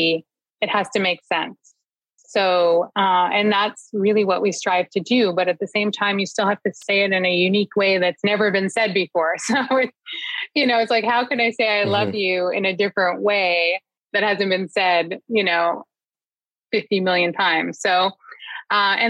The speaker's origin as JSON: {"language": "English", "town": "Toronto", "region": "Ontario", "country": "Canada", "tie": "born or raised there", "said": "growing up in Scarborough"}